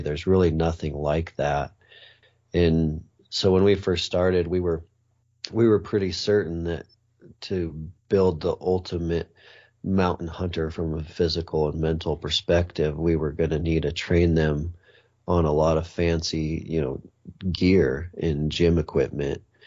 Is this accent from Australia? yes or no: no; Montana, United States; I grew up in Montana